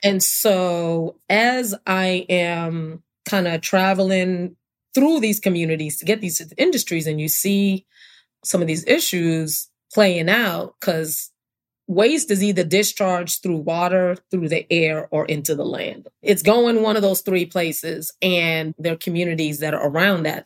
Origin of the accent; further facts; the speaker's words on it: New York City, New York, United States; also born or lived in Brooklyn / Hartford, Connecticut / New London, Connecticut; now in Atlanta, United States; I was born and raised in New York City, born in Brooklyn, grew up in Queens